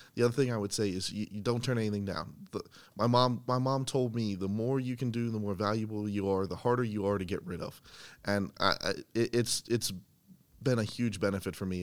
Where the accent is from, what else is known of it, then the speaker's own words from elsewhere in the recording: Boiling Springs, Pennsylvania, United States; moved away; I'm from central Pennsylvania. I went to Boiling Springs High School